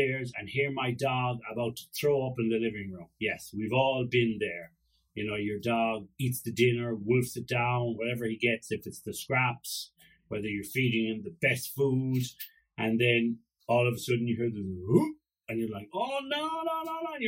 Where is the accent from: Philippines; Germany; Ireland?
Ireland; I'm Irish